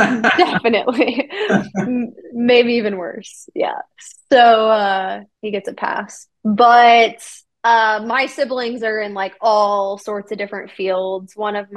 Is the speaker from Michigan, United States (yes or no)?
no; Kentucky, United States; I grew up in Kentucky and I have a huge family.